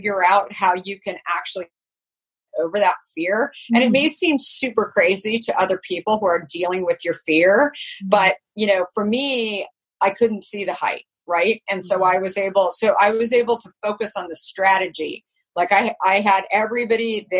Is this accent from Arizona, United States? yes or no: yes; Arizona, United States; moved away; also born or lived in New York; growing up in Arizona